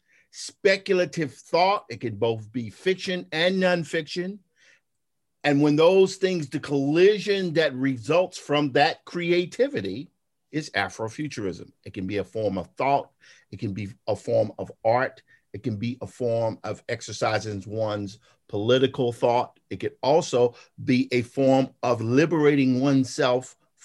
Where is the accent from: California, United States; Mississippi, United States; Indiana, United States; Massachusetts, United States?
Mississippi, United States; Clarksdale; I'm from Clarksdale